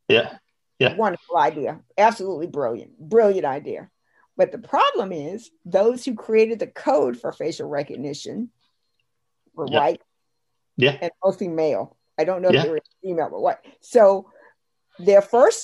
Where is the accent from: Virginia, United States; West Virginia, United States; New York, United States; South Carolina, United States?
South Carolina, United States; I grew up in South Carolina, rural, poor